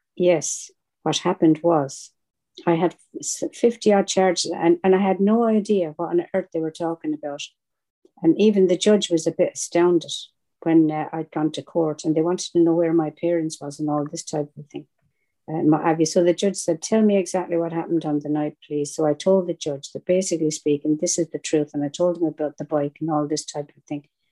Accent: Ireland; accent: Irish; with an accent like mine, I am Irish.

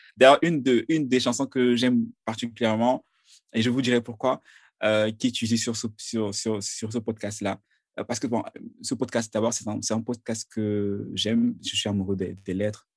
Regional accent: Cameroon; je viens du Cameroun

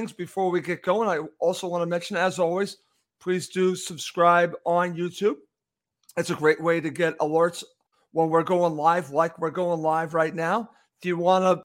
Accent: United States; I'm American

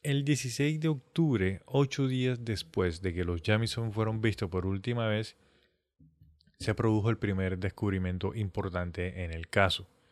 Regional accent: Colombia; nosotros si somos colombianos

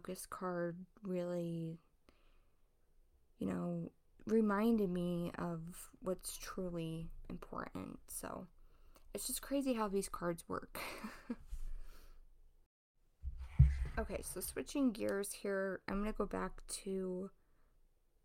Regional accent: Ohio, United States; I was born and raised in Ohio. I still live here

